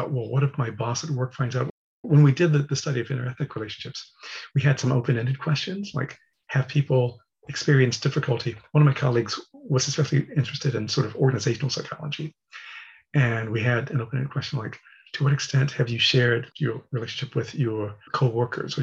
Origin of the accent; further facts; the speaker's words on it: Texas, United States; moved away; I'm from Texas